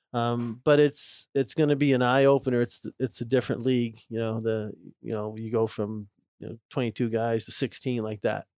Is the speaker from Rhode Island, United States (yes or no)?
no; Minnesota, United States; moved away; I'm from Minnesota